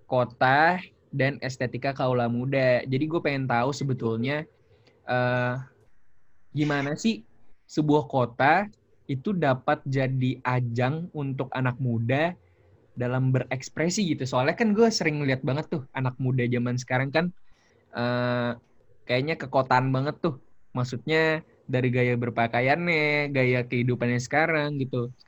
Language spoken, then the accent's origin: Indonesian; Bekasi, West Java, Indonesia; now in Bandung, Indonesia; gue mahasiswa salah satu perguruan tinggi di kota Bandung, asal gue dari Bekasi.